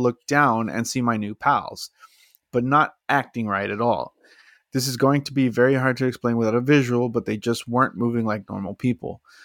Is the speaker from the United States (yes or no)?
yes; Texas, United States; I'm from Texas